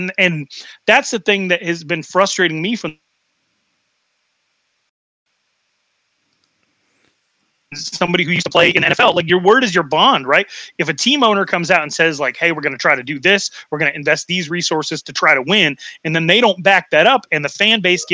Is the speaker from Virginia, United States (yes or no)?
no; Wyoming, United States; now in Arizona, United States; I'm from Wyoming, you know, leave us alone state